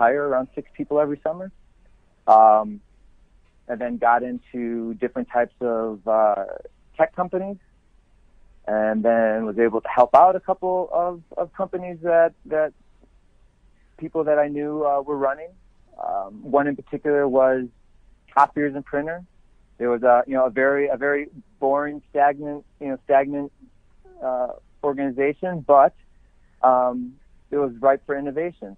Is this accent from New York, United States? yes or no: yes; Elma, New York, United States; born or raised there; moved away as an adult; also born or lived in Kenmore, New York / Florida / California